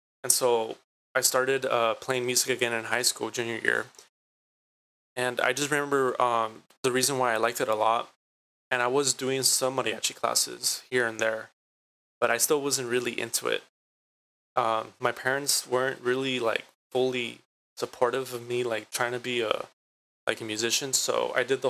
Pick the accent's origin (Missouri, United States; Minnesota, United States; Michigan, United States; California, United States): California, United States; Santa Ana; I was born and raised in Santa Ana, so I like to, give myself the title of Santanero